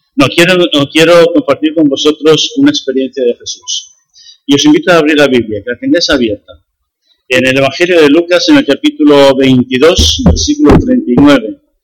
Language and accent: Spanish; Medina del Campo, Castile and León, Spain; Yo nací en Medina del Campo, he vivido salvo año y medio fue, eh, siempre en Medina del Campo